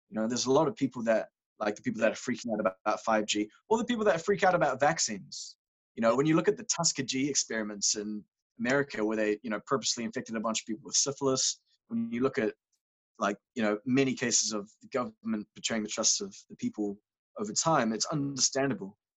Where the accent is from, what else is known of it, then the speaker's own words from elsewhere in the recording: Cambodia; Growing up in Cambodia, I was a misanthropist.